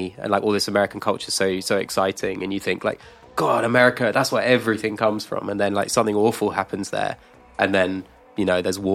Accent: United Kingdom; we had it as well, like growing up in the UK

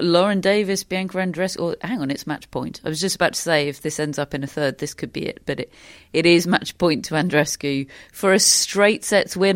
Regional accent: United Kingdom; we're so programmed as British sports fans

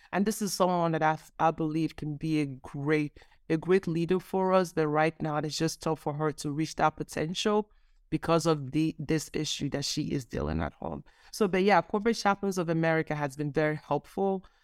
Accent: Nigeria; I grew up Nigerian. I was born in Nigeria

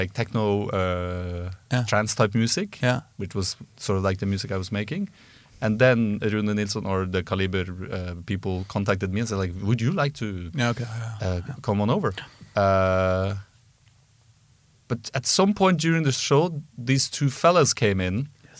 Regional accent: Trondheim, Trøndelag, Norway; because I lived in Trondheim at the time, because I'm from Trondheim

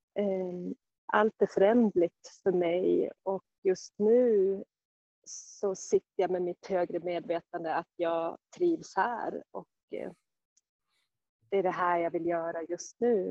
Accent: Sandviken, Gävleborg County, Sweden; moved away as an adult; also born or lived in Stockholm; längta hemåt Sandviken

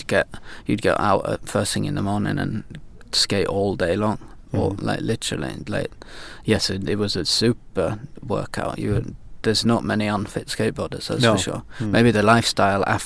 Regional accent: York, Yorkshire and the Humber, United Kingdom; moved away as an adult; now in Sweden; I come from York originally, in the north of England

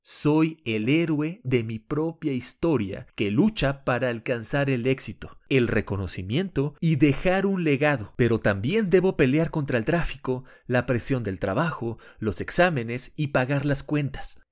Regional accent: Mexico; moved away as an adult; also born or lived in Panama City; yo soy totalmente mexicano

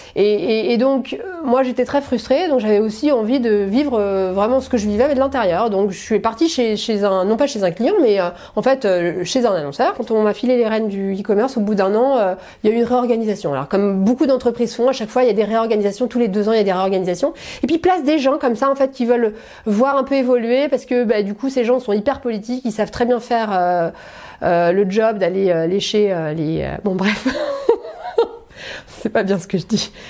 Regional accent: Paris, Île-de-France, France; j'ai grandi à Paris, j'ai fait toute, mes, toute ma scolarité à Paris

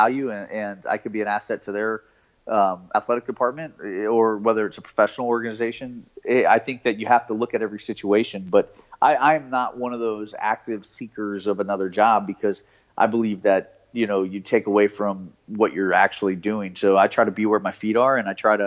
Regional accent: South Florida, United States; I was born and raised in South Florida

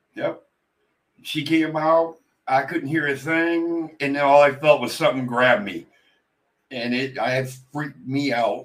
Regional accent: Pennsylvania, United States; I was born and raised in Pennsylvania

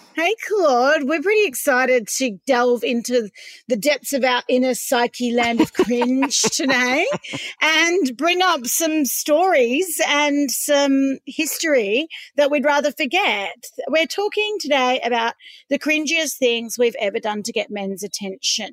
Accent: Perth, Western Australia, Australia; I grew up in Swanbourne

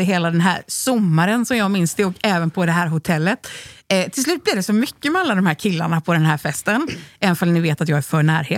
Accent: Onsala, Halland County, Sweden; vi kom från Onsala som är ett litet ställe utanför Göteborg

